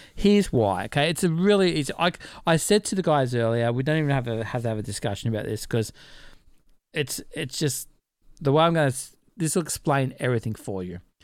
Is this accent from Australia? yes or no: yes; Australia; we're Aussie